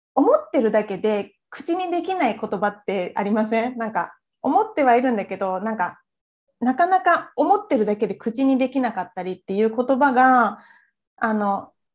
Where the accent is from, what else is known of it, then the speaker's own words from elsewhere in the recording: Japan; 自分のその生まれ育った日本